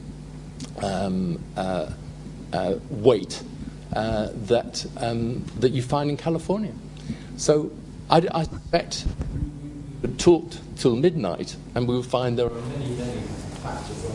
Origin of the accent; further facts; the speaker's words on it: Liverpool, North West England, United Kingdom; I come from Liverpool